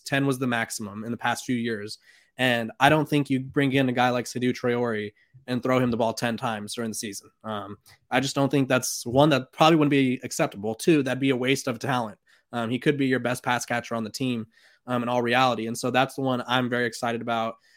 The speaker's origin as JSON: {"language": "English", "region": "California", "country": "United States", "said": "I'm from California."}